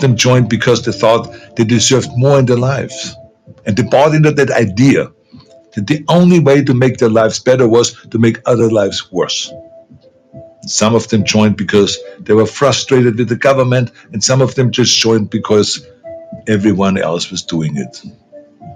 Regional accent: Austria; moved away as an adult; also born or lived in California; when I grew up in Austria after the Second World War

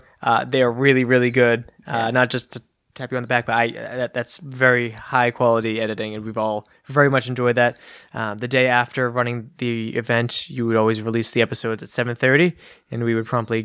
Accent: Massachusetts, United States; I'm like, well, I'm from Massachusetts

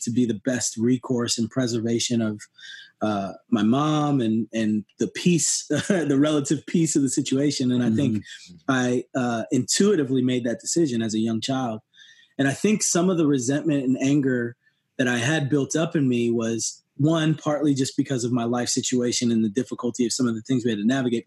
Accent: New Jersey, United States; now in Tennessee, United States; I grew up in New Jersey

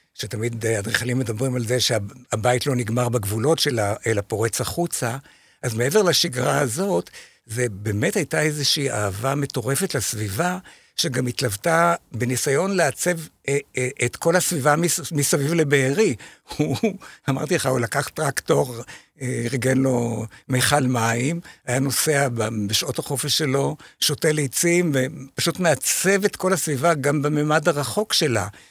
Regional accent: Shefayim, Central District, Israel; אני משפעים, נכון, כן. אני מקיבוץ שפעים

